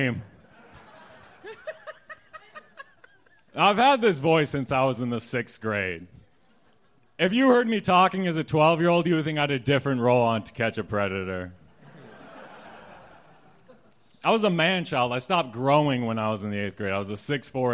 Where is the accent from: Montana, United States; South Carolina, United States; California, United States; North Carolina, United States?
Montana, United States; moved away; I'm from Montana